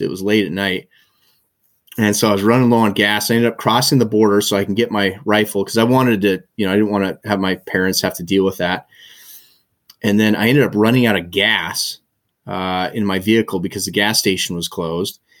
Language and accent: English; Helena, Montana, United States; moved away as an adult; also born or lived in Bozeman / Forest Grove, Oregon / Aspen, Colorado; now in Nelson, Canada; I was born and raised in Montana, and, uh, grew up in Helena, Montana